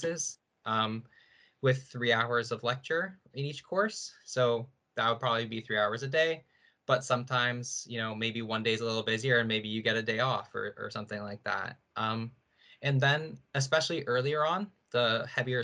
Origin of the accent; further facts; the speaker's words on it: St. Catharines, Ontario, Canada; I'm from Niagara, so I've kind of always been around Brock growing up